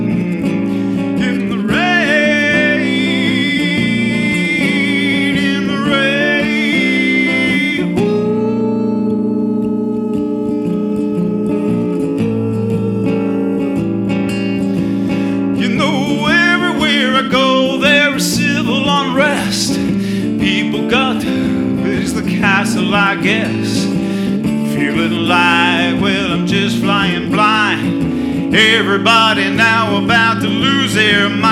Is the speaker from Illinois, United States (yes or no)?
no; Vermont, United States; moved away; also born or lived in Maine; I'm originally from Vermont, but I lived in Maine for a long, long time. And I've been back around Vermont for about a year and a half, living in Stowe.